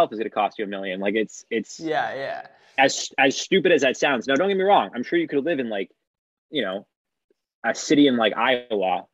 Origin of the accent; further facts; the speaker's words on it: Toronto, Ontario, Canada; also born or lived in Philadelphia; growing up in Toronto, obviously, you know, I've spent years in Toronto